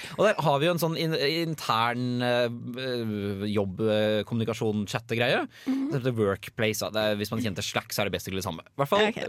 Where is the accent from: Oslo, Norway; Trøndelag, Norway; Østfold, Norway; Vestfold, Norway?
Vestfold, Norway; Tønsberg; moved away; var jeg og Henrik, som jeg bor sammen med, hjemme i Tønsberg og Nøtterøy